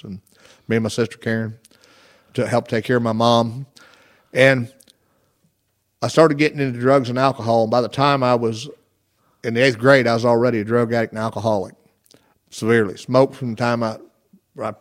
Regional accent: Sims, Illinois, United States; I was born and raised in Sims, Illinois, where I was raised, and it's a little bitty town.

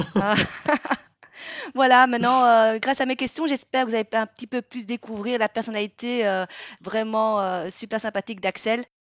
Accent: Vietnam; now in Belgium; je suis une Vietnamienne qui habite en Belgique

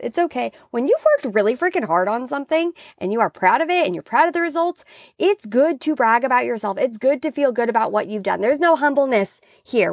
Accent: Washington, United States; now in California, United States; I grew up in Washington

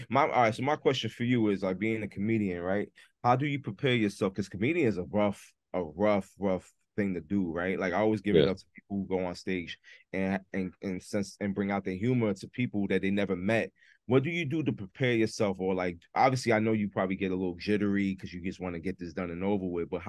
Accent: Massachusetts, United States; Yeah, I came from Mass.

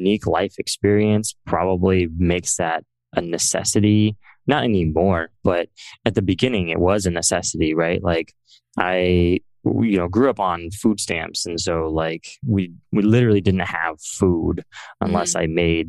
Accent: Central Valley of California, United States; I grew up in the Central Valley of California, which is pretty non-technical.

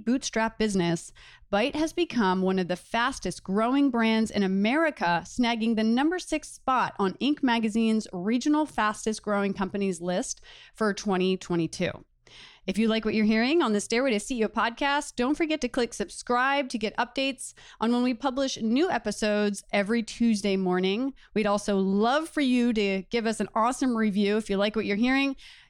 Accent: Delaware, United States; Was when I was 8 years old. I'm from Delaware. I did not know what that was when I was a kid.

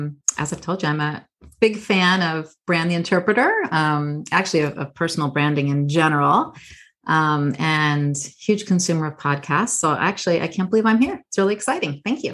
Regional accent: Southern California, United States; first language English; moved away; I grew up in a monolingual English all-American family. I grew up in Southern California.

